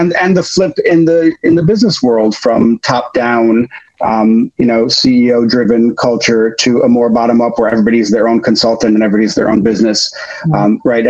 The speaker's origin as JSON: {"language": "English", "town": "Chicago", "region": "Illinois", "country": "United States", "tie": "born or raised there", "also_born_or_lived": "France", "moved": "yes", "said": "I grew up in Chicago"}